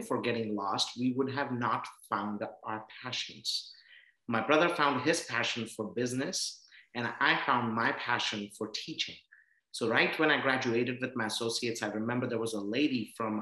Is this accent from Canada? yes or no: no; India; moved away as an adult; also born or lived in Iowa, United States / Texas, United States / Oklahoma, United States; now in United States; I come from India